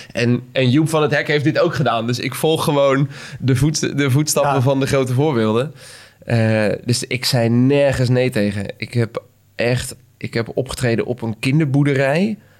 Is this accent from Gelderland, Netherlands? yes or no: no; Schipluiden, South Holland, Netherlands; moved away; ik kom oorspronkelijk uit Schipluiden. Klein dorpje eh, tussen Delft en Rotterdam en Den Haag.